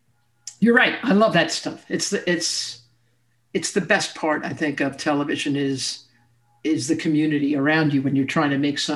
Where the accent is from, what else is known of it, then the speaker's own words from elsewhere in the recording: New York, United States; I'm a New Yorker.